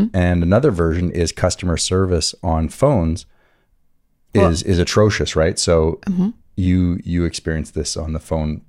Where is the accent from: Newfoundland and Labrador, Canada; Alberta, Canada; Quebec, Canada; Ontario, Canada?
Quebec, Canada; Montreal; I grew up in Montreal